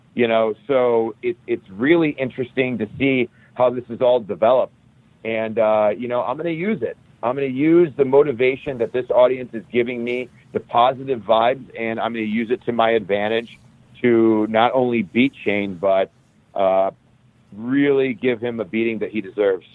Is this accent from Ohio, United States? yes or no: yes; Cleveland, Ohio, United States; Cleveland, Ohio, which is my hometown where I grew up.